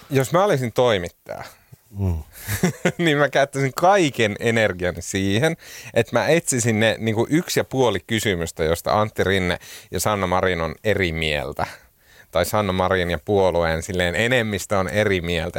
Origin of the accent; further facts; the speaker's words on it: Oulu, North Ostrobothnia, Finland; accent: Oulu dialect; now in Helsinki, Finland; Mä oon käynyt joululoman aikana Oulussa, mistä johtuen mun murre on palautunut entiseen huonoon